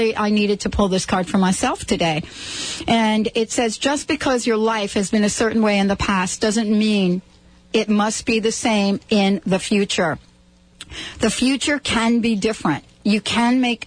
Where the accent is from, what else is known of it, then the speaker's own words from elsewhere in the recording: New York City, New York, United States; I grew up in the Bronx in New York